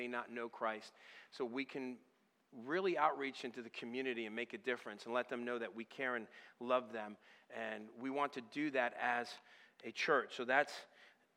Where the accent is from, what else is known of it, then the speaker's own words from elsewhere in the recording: Northeast, New England, United States; moved away as an adult; I'm originally from the Northeast area and up even in the New England area